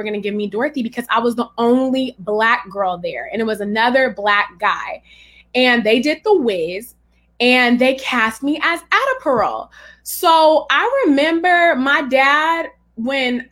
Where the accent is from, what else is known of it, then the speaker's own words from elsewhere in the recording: Richmond, California, United States; also born or lived in Pinole; I'm from Richmond, California, which is the San Francisco Bay Area